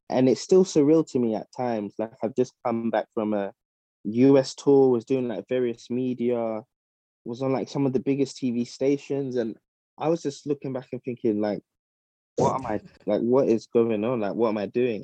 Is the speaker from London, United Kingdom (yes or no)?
yes; London, United Kingdom; moved away as an adult; also born or lived in Midlands; now in Ghana; I was born and raised in South London, but yeah, I, am of Ghanaian heritage